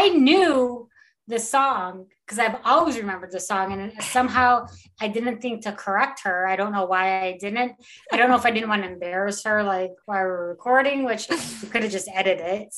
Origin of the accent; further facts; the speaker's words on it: Taylor, Michigan, United States; also born or lived in Oakland County, Michigan; I was born and raised in Taylor, Wayne County girl, before I became an Oakland County girl